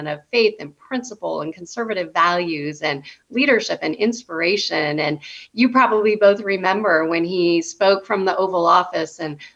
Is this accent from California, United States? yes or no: yes; Southern California, United States; I was born and raised in Southern California